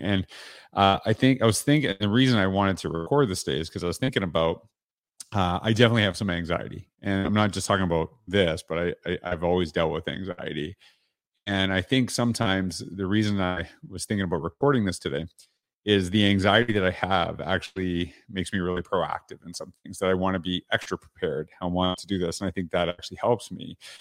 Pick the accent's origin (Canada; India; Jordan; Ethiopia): Canada; now in Central Florida, United States; I'm Canadian